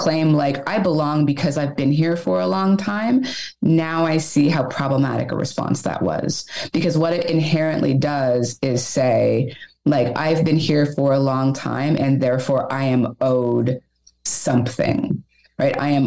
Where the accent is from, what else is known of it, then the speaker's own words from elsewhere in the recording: Canada; now in Montreal, Canada; The question is always, where are you from? And then you say Canada